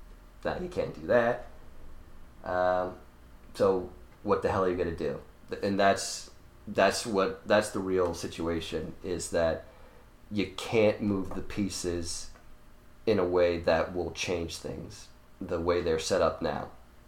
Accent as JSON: {"language": "English", "country": "United States", "tie": "born or raised there", "said": "I'm a Jewish person, I was born in the States, but I'm also an Israeli citizen, so is, you know, the rest of my family."}